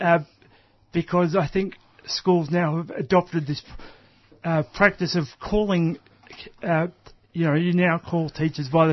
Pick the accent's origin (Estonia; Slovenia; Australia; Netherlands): Australia; Melbourne, Victoria; I was born in Melbourne